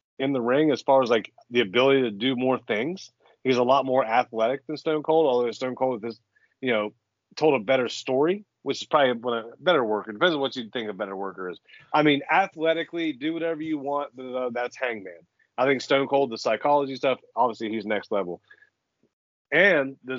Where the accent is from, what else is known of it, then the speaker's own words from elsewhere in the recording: Scio, Ohio, United States; Scio, Ohio, folks. Google it. SCIO, Ohio. That is my hometown